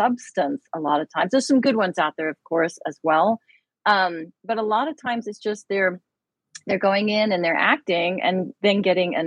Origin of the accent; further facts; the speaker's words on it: United Kingdom; moved away; I am British